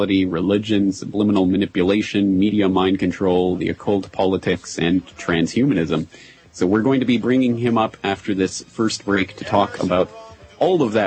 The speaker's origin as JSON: {"language": "English", "region": "Alberta", "country": "Canada", "tie": "born or raised there", "also_born_or_lived": "Ireland", "moved": "as an adult", "lives_now": "Japan", "said": "I am a Canadian by birth, and grew up and raised in Alberta, Canada. And I spent my entire life there until I was about 21, 22"}